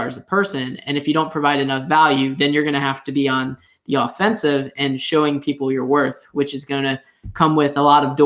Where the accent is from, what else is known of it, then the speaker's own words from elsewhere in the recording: Longwood, Florida, United States; moved away as an adult; also born or lived in Tallahassee, Florida; now in Jacksonville, United States; I grew up outside of Orlando, in a place called Longwood